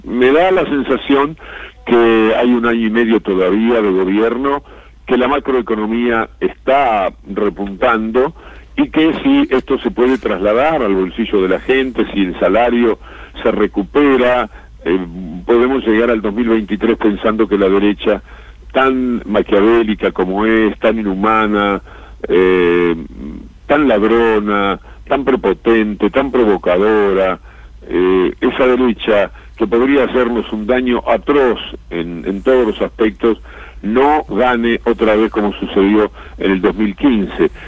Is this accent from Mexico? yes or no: no; Uruguay; now in Argentina; mi país de origen